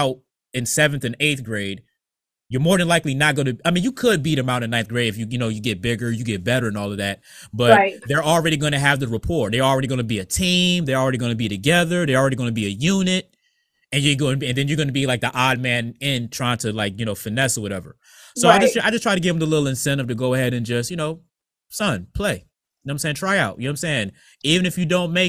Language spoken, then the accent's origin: English; Norfolk, Virginia, United States; also born or lived in Bertie County, North Carolina; now in Ohio, United States; we're from Norfolk